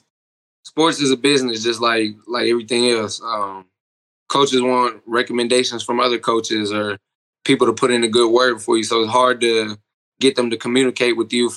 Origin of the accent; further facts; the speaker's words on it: Milwaukee, Wisconsin, United States; moved away as an adult; now in Oklahoma, United States; I'm originally from Milwaukee, Wisconsin